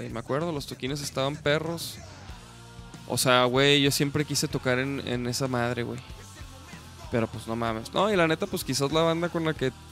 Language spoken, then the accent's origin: Spanish; Chihuahua, Mexico; moved away; cuando yo me vine de Chihuahua para acá, me, me vine manejando, güey.